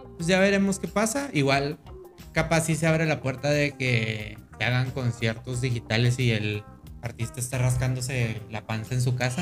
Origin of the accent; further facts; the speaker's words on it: Mexico; decimos eso los mexicanos